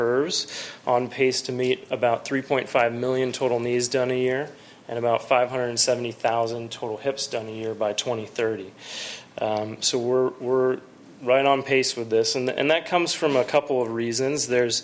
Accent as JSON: {"language": "English", "town": "San Jose", "region": "California", "country": "United States", "tie": "born or raised there", "also_born_or_lived": "North Carolina", "said": "I'm actually a Bay Area native. I came from San Jose. I went to Bellarmine for high school"}